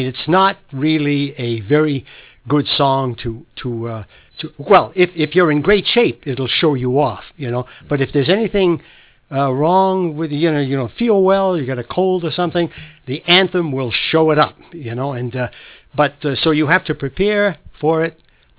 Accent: Lewiston, Maine, United States; now in Boston, United States; I'm from Maine, originally from Lewiston, and when I first learned O Canada, I only knew it in French, because, you know, French-Canadian neighborhood

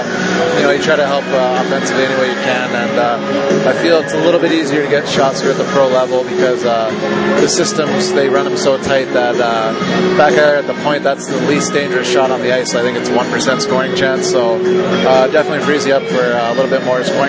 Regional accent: California, United States; Yeah, the Ontario Reign, they're about 15 minutes from my hometown, so we go play them. It's like a home game for me.

